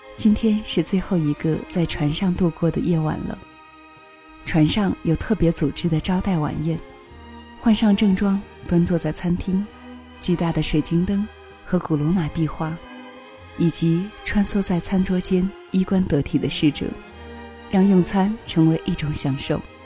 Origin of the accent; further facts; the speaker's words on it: China; 我们是中国人